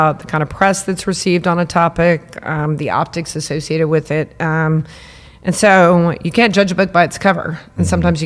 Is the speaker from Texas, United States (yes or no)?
yes; San Antonio, Texas, United States; being born and raised in San Antonio, I feel like my DNA is here.